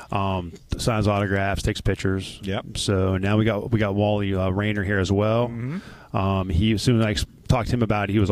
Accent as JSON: {"language": "English", "region": "Ohio", "country": "United States", "said": "I'm from Ohio."}